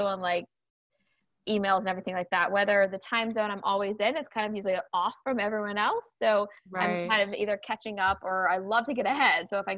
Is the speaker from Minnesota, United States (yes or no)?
no; South Carolina, United States; Being raised in the South, I'm from South Carolina